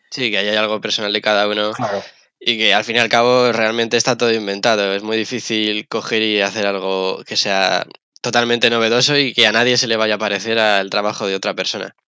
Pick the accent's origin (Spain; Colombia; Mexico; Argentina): Spain; Madrid, Community of Madrid; also born or lived in Gran Canaria; yo crecí en Madrid, soy de Madrid, he crecido, estaba en Madrid